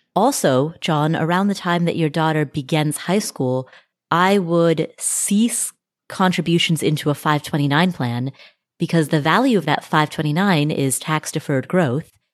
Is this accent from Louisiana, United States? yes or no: no; Cincinnati, Ohio, United States; I am also from Cincinnati